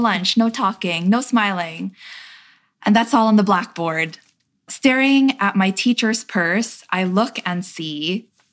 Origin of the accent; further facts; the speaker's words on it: New York City, New York, United States; my experience growing up in Queens